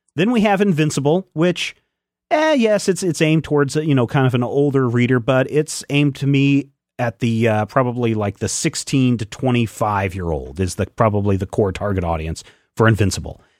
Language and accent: English; Pomona, Kansas, United States; When I was growing up in eastern Kansas, uh, there is a river between, uh, the small town of Pomona where I grew up